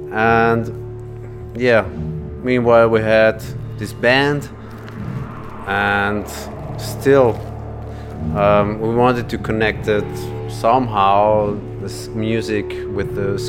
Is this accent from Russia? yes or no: no; Vorarlberg, Austria; now in Vienna, Austria; We are from Vorarlberg, and we met each other when we were like I don't know 10 years old. And we were used to go skating since then. And now we are, I don't know, 30, living in Vienna